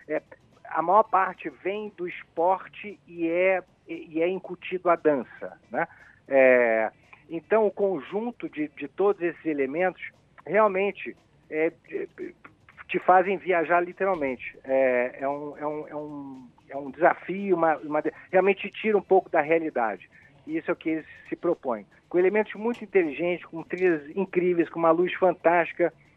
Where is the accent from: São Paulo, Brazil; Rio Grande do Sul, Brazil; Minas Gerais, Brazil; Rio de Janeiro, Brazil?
Rio de Janeiro, Brazil; eu sou carioca da gema